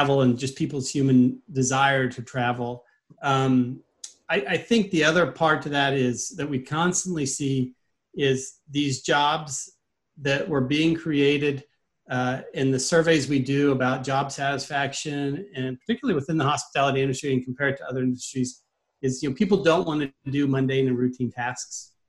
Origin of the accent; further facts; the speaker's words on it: Midwest, United States; moved away; I'm originally from the Midwest